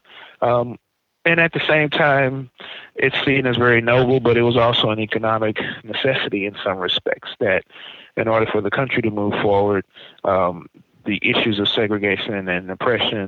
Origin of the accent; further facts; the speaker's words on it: St. Louis, Missouri, United States; now in Kansas City, United States; I grew up in St. Louis where we were taught baseball pretty early on.